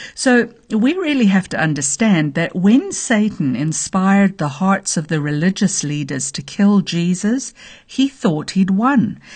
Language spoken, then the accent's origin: English; Zambia; now in United States; I was born in the middle of nowhere. in a very small village in Zambia, Africa